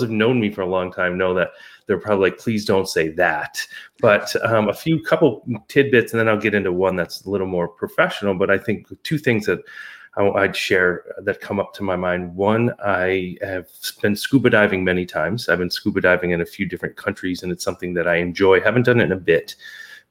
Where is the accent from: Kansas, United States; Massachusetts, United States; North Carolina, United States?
Massachusetts, United States; Pittsfield; Pittsfield, where I grew up in the West